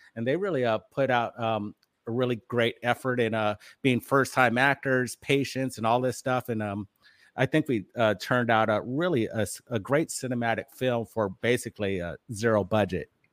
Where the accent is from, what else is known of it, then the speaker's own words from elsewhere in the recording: Hawaii, United States; growing up in Hawaii, it was kind of an interesting lifestyle, being pretty much the only two white kids in the school.